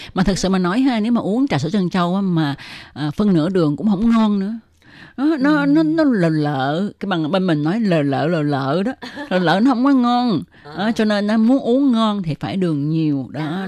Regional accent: Vietnam; now in Taiwan

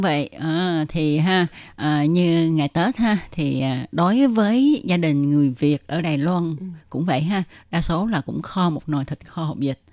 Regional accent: Vietnam; now in Taiwan

